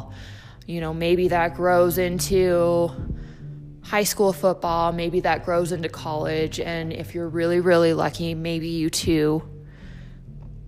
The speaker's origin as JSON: {"language": "English", "town": "Salt Lake City", "region": "Utah", "country": "United States", "tie": "born or raised there", "said": "growing up in Salt Lake"}